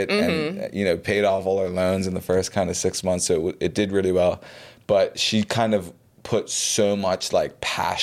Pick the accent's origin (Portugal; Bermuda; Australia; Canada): Bermuda; also born or lived in Pennsylvania / Florida; I was born and raised in Bermuda, went to War Academy